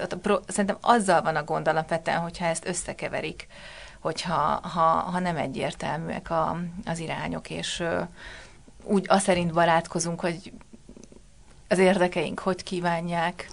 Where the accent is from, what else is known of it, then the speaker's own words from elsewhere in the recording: Budapest, Hungary; én a gyerekkoromat, tehát az első 16 évemet ott töltöttem. A Batyányi lakótelepre születtem, tehát a 19. kerületbe